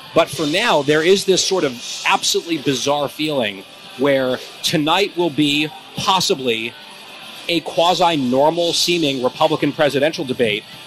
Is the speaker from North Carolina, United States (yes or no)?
no; New Jersey, United States; my home state